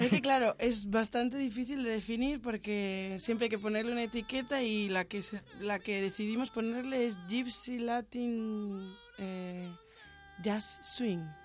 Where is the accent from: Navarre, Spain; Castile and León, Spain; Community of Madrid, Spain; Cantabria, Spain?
Cantabria, Spain; Santander; now in Barcelona, Spain; Yo soy de Santander, de Cantabria. Norteña